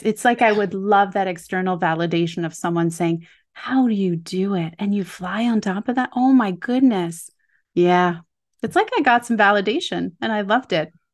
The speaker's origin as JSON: {"language": "English", "region": "Quebec", "country": "Canada", "tie": "born or raised there", "said": "I grew up in Quebec"}